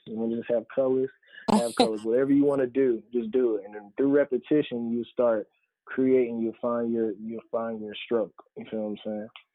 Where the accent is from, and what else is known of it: North Carolina, United States